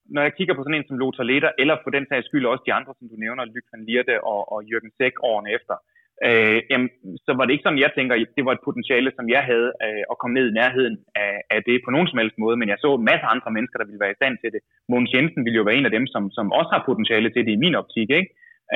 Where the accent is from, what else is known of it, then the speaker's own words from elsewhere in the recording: Denmark; som dansker